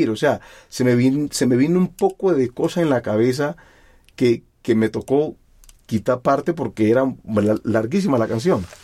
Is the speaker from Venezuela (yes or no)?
no; Timbiquí, Cauca, Colombia; now in Bogotá, Colombia; Desde que yo me vine de Timbiquí, siempre he querido transmitirle a la gente lo que yo siento musicalmente.